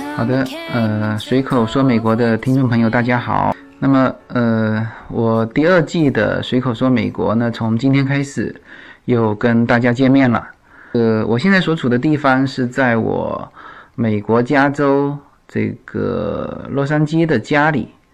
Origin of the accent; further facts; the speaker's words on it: China; now in United States; 我就是中国人